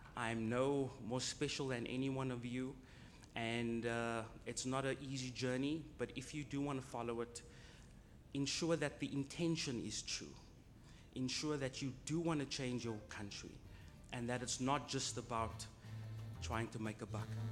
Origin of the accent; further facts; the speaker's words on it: Cape Town, Western Cape, South Africa; I'm from Cape Town.